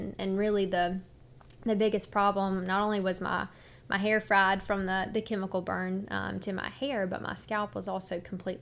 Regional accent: Petal, Mississippi, United States; I'm from Petal, Mississippi. Grew up there

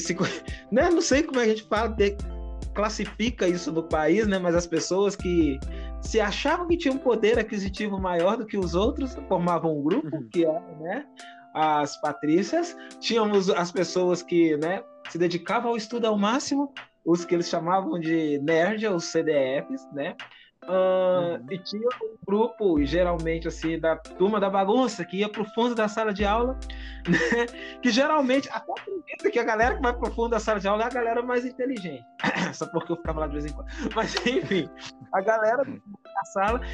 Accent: Minas Gerais, Brazil; aqui eu sou do Sudeste, um pouquinho aqui em Minas uhum. Gerais

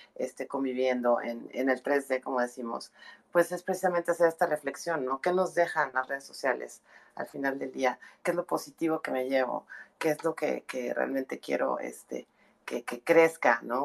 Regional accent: northern Mexico, Mexico; como mexicanos tenemos un, tema así como cultural de, echar mucha carrilla, como decimos en el norte

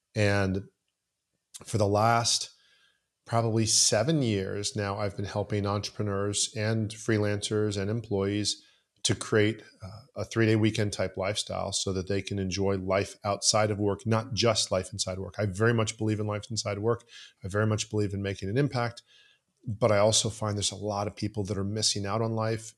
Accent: Southeast Florida, United States; also born or lived in Canada; I grew up in Southeast Florida

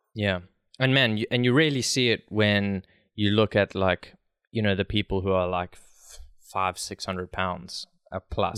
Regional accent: South Africa; I'm from South Africa

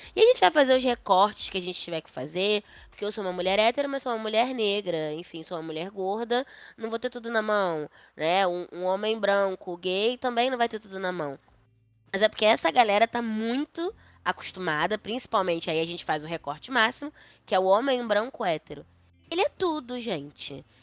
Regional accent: Brazil; eu sou brasileiro

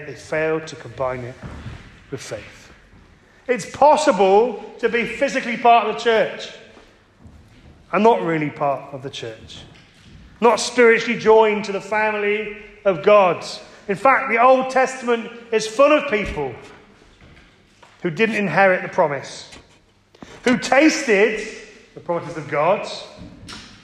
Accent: Cornwall, South West England, United Kingdom; I grew up in Cornwall

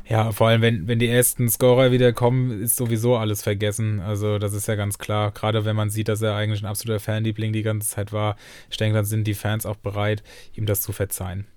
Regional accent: Germany; Mainz, also ich komme ja hier aus der Nähe

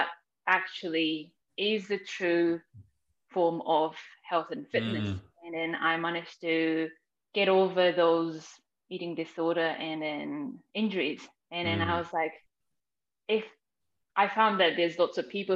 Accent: Japan; moved away as an adult; now in New Zealand; growing up in Japan, I was very sporty

